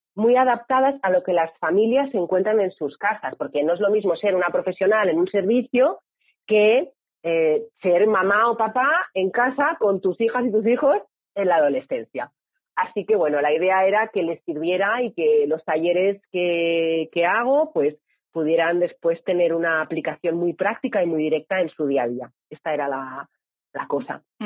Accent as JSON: {"language": "Spanish", "town": "Barcelona", "region": "Catalonia", "country": "Spain", "said": "Yo, yo soy de Barcelona y vivo en Barcelona."}